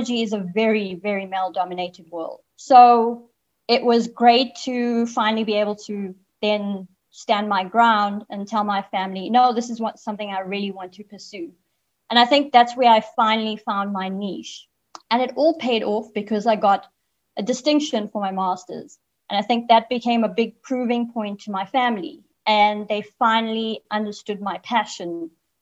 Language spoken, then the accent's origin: English; Zimbabwe; moved away; I was born in Zimbabwe and grew up there for a bit.